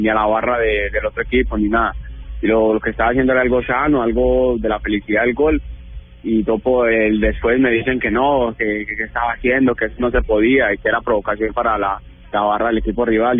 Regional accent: Colombia; now in Italy; soy colombiano

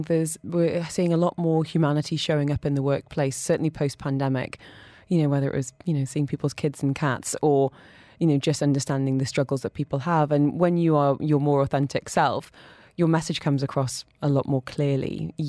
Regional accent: Dubai, United Arab Emirates; I speak rubbish French and English all right. But growing up in Dubai, I look at my kids and think, gosh, your friends are amazing.

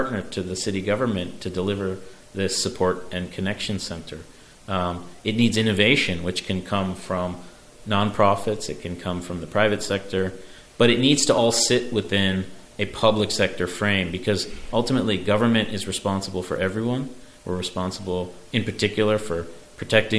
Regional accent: Chicago, Illinois, United States; now in New York, United States; growing up in Chicago

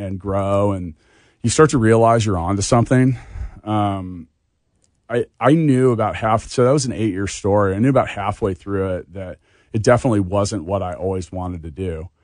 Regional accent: Leawood, Kansas, United States; I grew up in Leawood

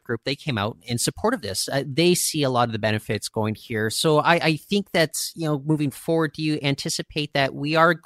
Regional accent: Seattle, Washington, United States; moved away; I grew up in Seattle down in the 1990s. We're a Canadian family living down there

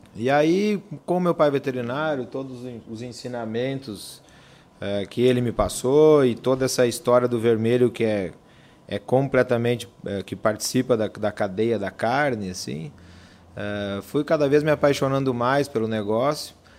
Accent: Campo Grande, Mato Grosso do Sul, Brazil; also born or lived in Porto Alegre; now in Campo Grande, Brazil; Nasci aqui em Campo Grande

